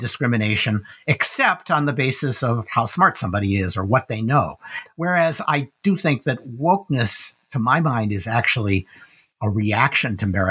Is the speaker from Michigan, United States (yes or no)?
yes; Dearborn, Michigan, United States; I grew up in Dearborn, Michigan, surrounded by Ford workers